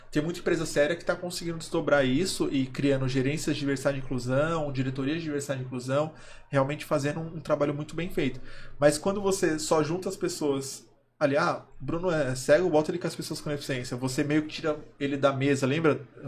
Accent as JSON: {"language": "Portuguese", "region": "São Paulo", "country": "Brazil", "said": "eu venho da periferia de São Paulo, eu sou da Zona Leste, sou do extremo leste, né? Eu sou de São Mateus"}